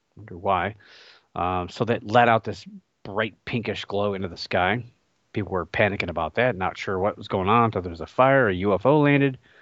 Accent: Cleveland, Ohio, United States; my hometown team, the Cleveland Cavaliers

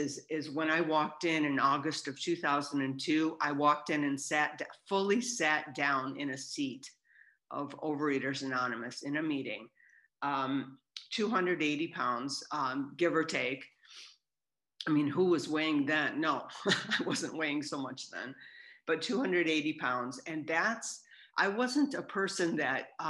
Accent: Southern California, United States; I'm from Southern California

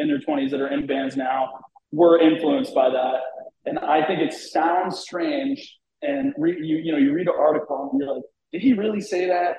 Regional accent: New England, United States; I'm from New England

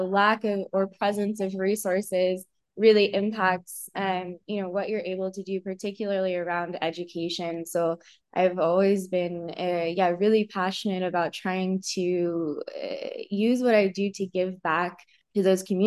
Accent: Cosby, Tennessee, United States; moved away; also born or lived in Indiana; So I grew up near Cosby, Tennessee

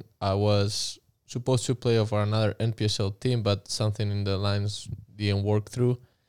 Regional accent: Madrid, Community of Madrid, Spain; moved away as an adult; now in United States; Madrid, Spain.

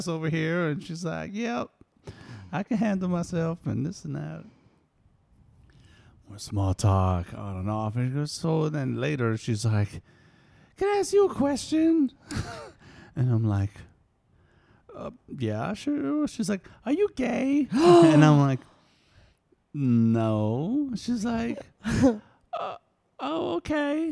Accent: East Coast, United States; moved away; I'm originally from East Coast, and I've been here for a little while.

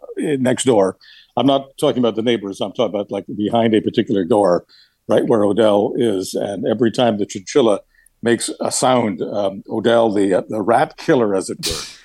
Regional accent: Canada; You know, this is sometimes of being a Canadian. Sometimes people say, how can that person call himself a Canadian?

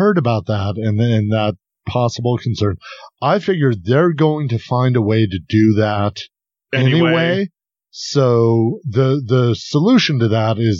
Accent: United Kingdom; also born or lived in Switzerland; I'm British and Swiss.

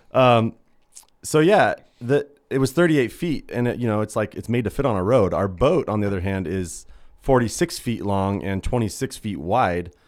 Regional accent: Idaho, United States; We're from Idaho. There's only lakes here.

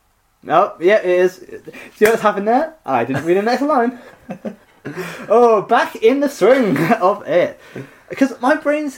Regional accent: Nottingham, East Midlands, United Kingdom; I'm from Nottingham.

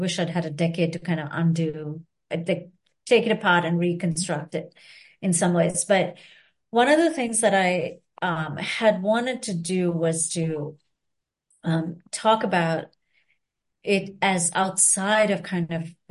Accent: Sri Lanka; now in United States; I'm from Sri Lanka

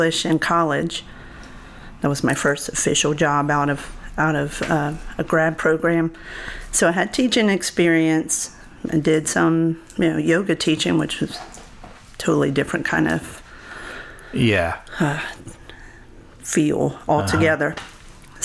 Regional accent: Lake Charles, Louisiana, United States; born or raised there

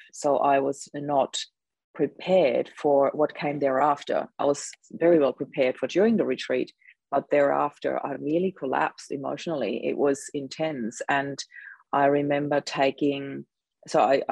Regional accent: Austria; now in Australia; I'm actually originally from Austria, so there's lots of snow there

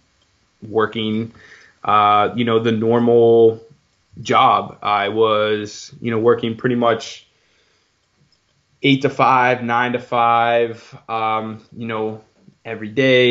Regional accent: Pittsburgh, Pennsylvania, United States; also born or lived in Dayton, Ohio; I'm from Pittsburgh, Pennsylvania

